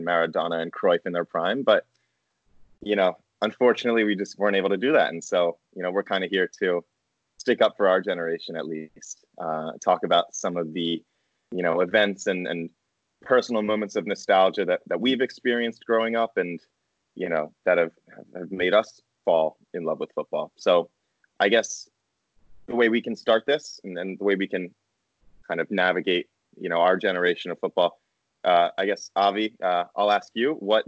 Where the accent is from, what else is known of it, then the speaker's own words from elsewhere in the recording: Philadelphia, Pennsylvania, United States; moved away as an adult; also born or lived in Barcelona, Spain; now in Ann Arbor, United States; I'm from the Philadelphia area